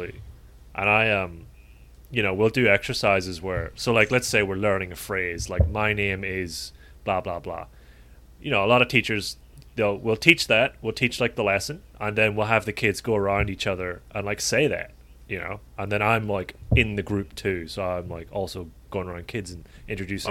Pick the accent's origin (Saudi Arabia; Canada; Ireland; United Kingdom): Ireland; Dublin; moved away; back home in Ireland, and particularly in Dublin